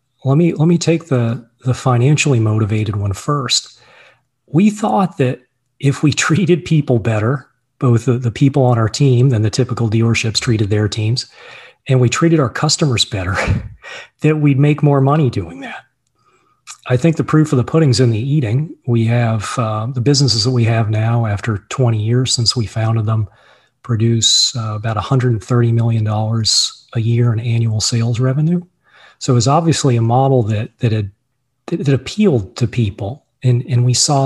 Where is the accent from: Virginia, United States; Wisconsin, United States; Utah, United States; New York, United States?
Virginia, United States; moved away as an adult; also born or lived in Boston, Massachusetts; I grew up in Virginia, and in 1998, I moved up with my wife and my business partner, my brother, John, to buy a bankrupt Subaru dealership just south of Boston.